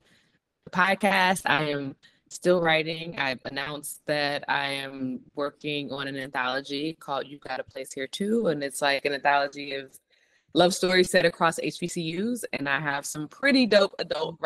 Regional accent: Detroit, Michigan, United States; growing up in Detroit and listening to like all the morning radio shows

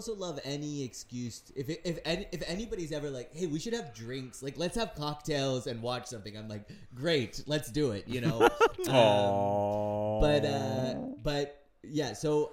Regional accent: California, United States; I grew up in California

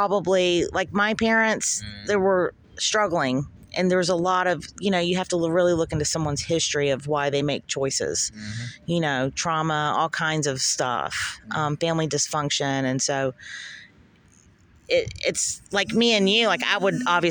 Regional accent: Charlotte, North Carolina, United States; born or raised there; also born or lived in Kentucky

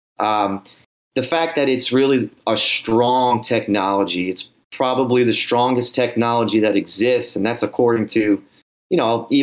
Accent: New Orleans, Louisiana, United States; I grew up in New Orleans, Louisiana

